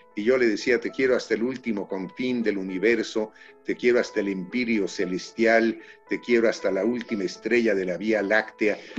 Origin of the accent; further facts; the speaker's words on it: Mexico City, Mexico; y ya los últimos tres nacimos aquí en la Ciudad de México